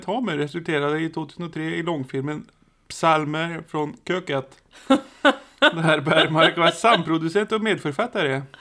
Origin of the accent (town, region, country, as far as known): Norway